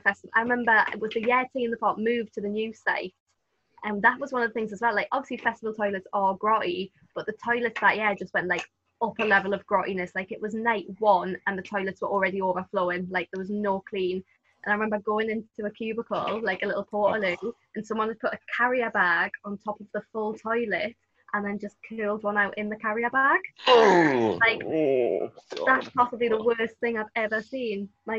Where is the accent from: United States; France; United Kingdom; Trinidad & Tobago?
United Kingdom; Newcastle, North East England; And obviously Newcastle, I wasn't that far from Scotland.